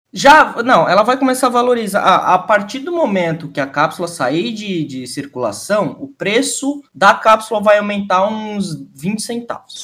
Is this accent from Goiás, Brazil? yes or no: no; Santa Catarina, Brazil; sou de Santa Catarina